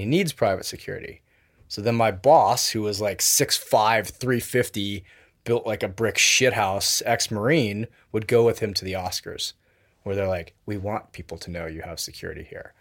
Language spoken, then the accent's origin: English; Wilton, Connecticut, United States; also born or lived in Tokyo, Japan; grew up in Connecticut. with a five-year stint from age, from fifth grade to tenth grade in Tokyo, and then back to Connecticut